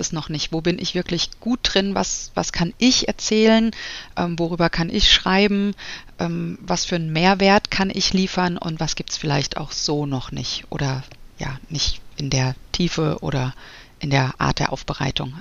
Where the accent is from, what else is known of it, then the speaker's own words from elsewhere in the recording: Frankfurt, Hesse, Germany; moved away as an adult; also born or lived in Munich; now in Wiesbaden, Germany; bin eigentlich ein Frankfurter Mädchen, habe dann eine Zeit lang in München gewohnt und bin jetzt seit, ich glaube, ja, zwölf Jahren in Wiesbaden